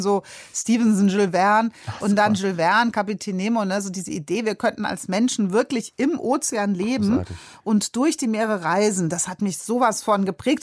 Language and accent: German; Darmstadt, Hesse, Germany; moved away as an adult; also born or lived in Hamburg; Darmstadt aufgewachsen. Aber man äh, sollte sich nicht äh, darüber mokieren, da wir Hesse kommen überall hin